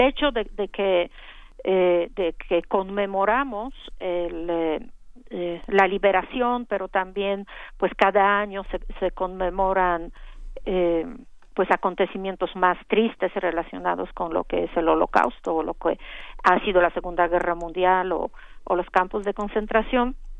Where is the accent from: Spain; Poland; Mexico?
Poland; europea y polaca